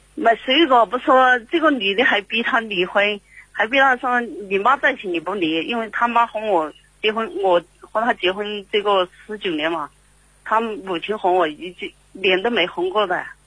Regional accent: Liupanshui, Guizhou, China; 贵州六盘水的

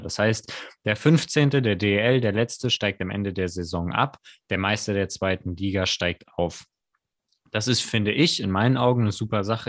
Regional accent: Mannheim, Baden-Württemberg, Germany; wir als Mannheimer

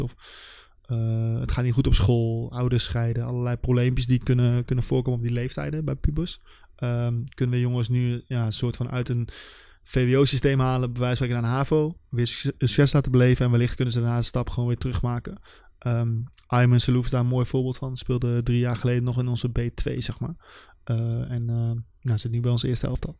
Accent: Nijmegen, Gelderland, Netherlands; voor ons als Nijmegenaar

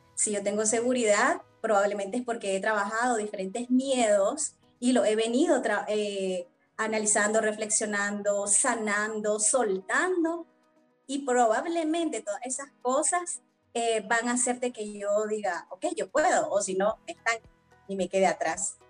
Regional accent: Nicaragua; also born or lived in Mexico City, Mexico; desde muy pequeña participé con diferentes, en diferentes espacios, ¿verdad? De, de participación juvenil, de adolescentes en torno a lo que es la prevención de violencia y derechos de la niña y la adolescencia en mi país, en Nicaragua

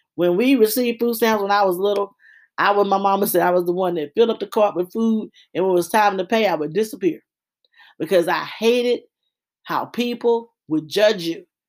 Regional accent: Louisiana, United States; I'm from Louisiana projects.

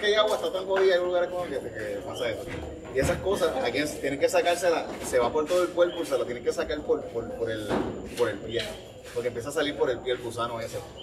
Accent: Yauco, Puerto Rico; yo soy de Yauco, de allá, de de, viejo, de 43 años

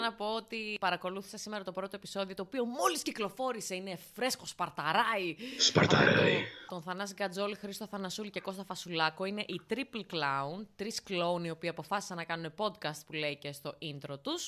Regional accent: Larissa, Thessaly, Greece; στο χωριό μου στη Λάρισα

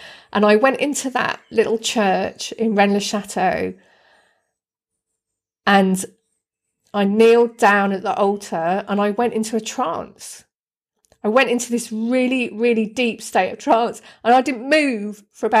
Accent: Deal, South East England, United Kingdom; when I was a kid, I grew up on the Kent coast in a little town called Deal, which is just down the road from Dover and Folkestone

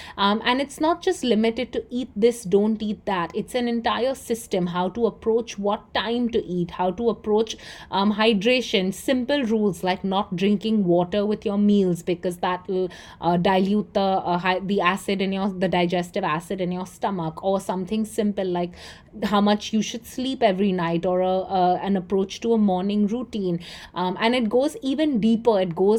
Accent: Mumbai, Maharashtra, India; moved away as an adult; also born or lived in Chicago, United States; I'm from India. I live in Mumbai. I've been born and raised here, although I went to school at the University of Chicago and worked all over the world before I moved back.

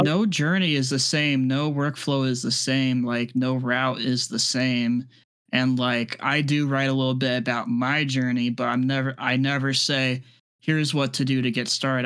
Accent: Midwest, United States; now in Tampa, United States; I'm originally from the Midwest, so, like, I used to be used to that kind of weather, but now I'm, I'm a Florida boy

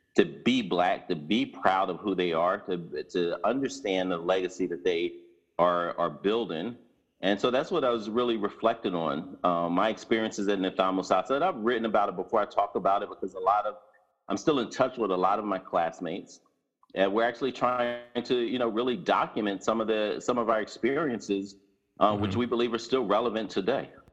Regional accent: Philadelphia, Pennsylvania, United States; West Philadelphia, born and raised

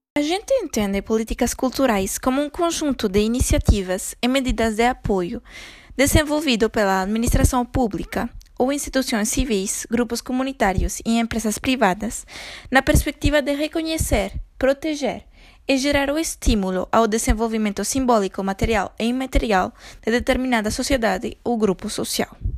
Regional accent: Venezuela; Portuguese is a second language; moved away; num país como a Venezuela, de onde eu sou

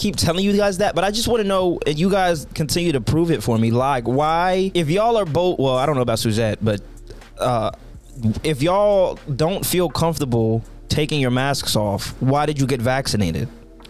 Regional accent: Puerto Rico; born there; I was born black and in Puerto Rican.

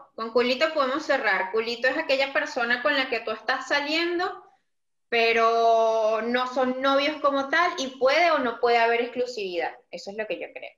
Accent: Venezuela; moved away; yo no le paro bola, si me dicen veneca o no

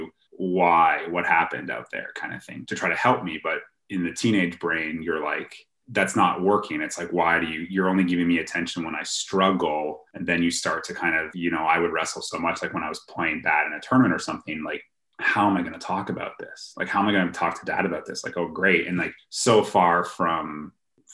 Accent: Ottawa, Ontario, Canada; I grew up in Ottawa, the capital of Canada

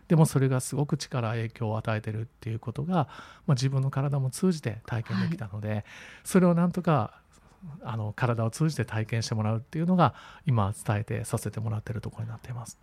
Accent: Kyoto, Japan; 自分は京都出身

